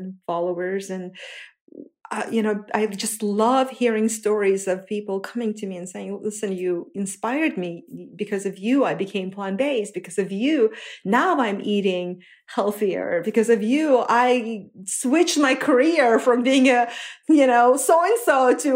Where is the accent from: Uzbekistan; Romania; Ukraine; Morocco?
Uzbekistan; moved away as an adult; also born or lived in Russia / New Jersey, United States; now in United States; growing up in Uzbekistan, my family